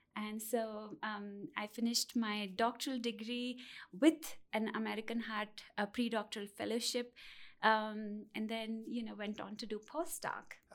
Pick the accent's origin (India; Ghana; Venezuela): India; moved away as an adult; I'm originally from India